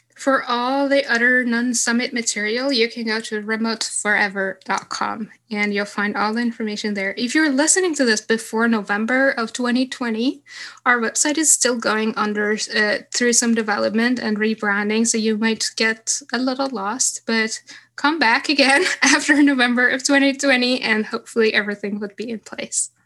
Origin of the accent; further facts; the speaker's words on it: Stockholm, Stockholm County, Sweden; when I was in my hometown in Stockholm